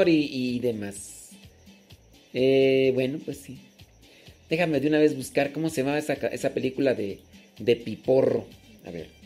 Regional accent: Huatulco, Oaxaca, Mexico; Soy de Huatulco, Oaxaca.

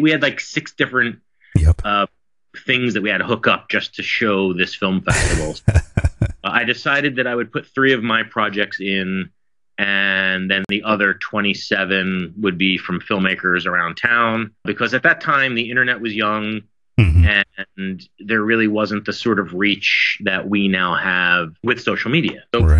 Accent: Philadelphia, Pennsylvania, United States; I come from Philadelphia. It's a very, very small town on the East Coast.

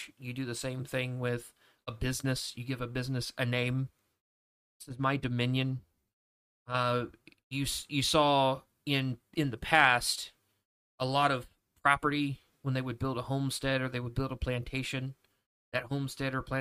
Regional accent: Mississippi, United States; I'm from Mississippi. Mississippi is the name of my country

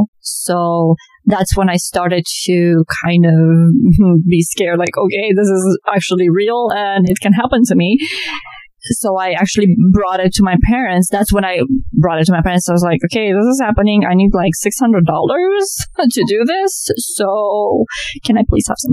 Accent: Transylvania, Romania; English is a second language; moved away as an adult; also born or lived in New York, United States / Florida, United States; now in United States; I was born on a beautiful, beautiful summer day in the foothills of Transylvania

